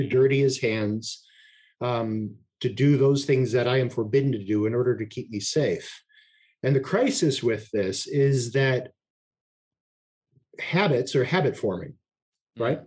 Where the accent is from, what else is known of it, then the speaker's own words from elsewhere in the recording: Alaska, United States; I was raised in Alaska